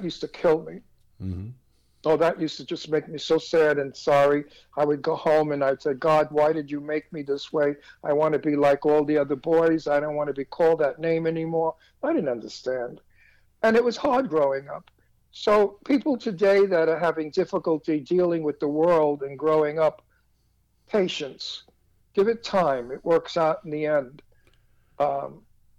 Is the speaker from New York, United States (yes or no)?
yes; New York City, New York, United States; I'm from Brooklyn, New York. I was born and, you know, raised in Brooklyn